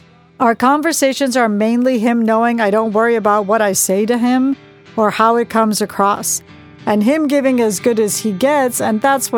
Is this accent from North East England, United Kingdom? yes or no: no; Manchester, North West England, United Kingdom; But the culture I was brought up on in Manchester was about drugs and gangs.